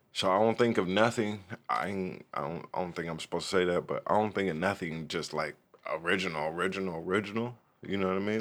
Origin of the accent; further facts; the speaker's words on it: Oceanside, California, United States; also born or lived in East St. Louis, Illinois; raised in Oceanside